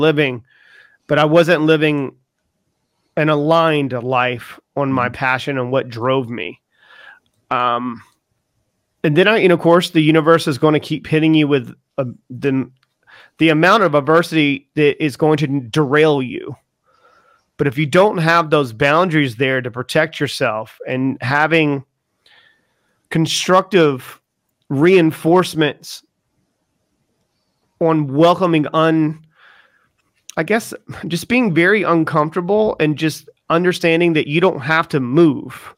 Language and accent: English; the South, United States; moved away as an adult; now in United Kingdom; I'm from the South too